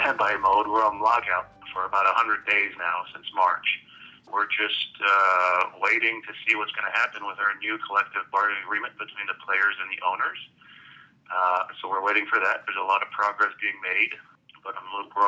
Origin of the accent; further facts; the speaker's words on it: Canada; moved away as an adult; also born or lived in Berkeley / Dallas; I grew up in Canada, so the main sport there is hockey.